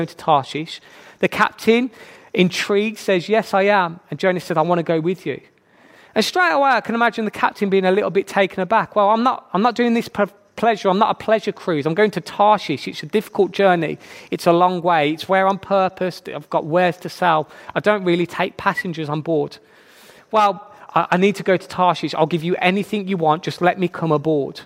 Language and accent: English; Birmingham, West Midlands, United Kingdom; accent: Brummie; I'm from Birmingham. You can probably tell by my very attractive accent, I am a Brummie.